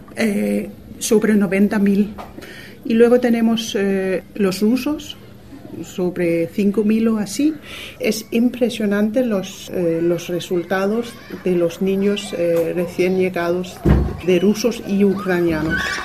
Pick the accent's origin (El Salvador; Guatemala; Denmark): Denmark; now in Torrevieja, Spain; soy danesa